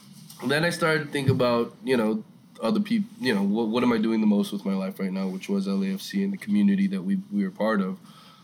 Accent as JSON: {"language": "English", "town": "Cerritos", "region": "California", "country": "United States", "tie": "born or raised there", "moved": "yes", "said": "Yes, born at Torrance UCLA Hospital. Born and raised in Cerritos."}